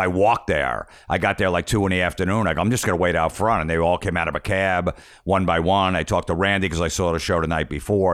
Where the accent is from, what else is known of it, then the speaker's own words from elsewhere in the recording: Old Bridge, New Jersey, United States; I grew up in Old Bridge, so it was one town over